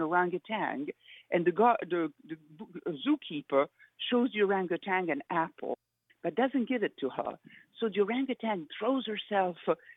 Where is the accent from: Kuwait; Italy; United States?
Italy; In Italy, growing up in Italy